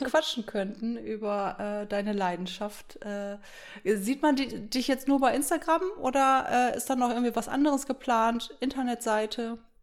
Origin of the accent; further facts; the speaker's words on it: Erkrath, North Rhine-Westphalia, Germany; also born or lived in Düsseldorf; now in Minden, Germany; Also ich bin in Düsseldorf in der Uniklinik geboren und bin aber im Umfeld, Ach. ja, bin ich in, in Erkrath